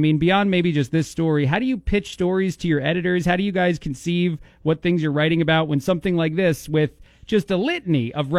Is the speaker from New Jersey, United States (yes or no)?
yes; New Jersey, United States; I'm from New Jersey. I'm very familiar with the Times Square.